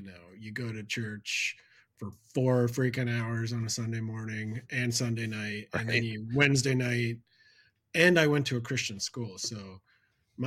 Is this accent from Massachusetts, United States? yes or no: no; Lancaster, Pennsylvania, United States; also born or lived in Florida / Virginia; When I was about 10, we moved to where I live in Pennsylvania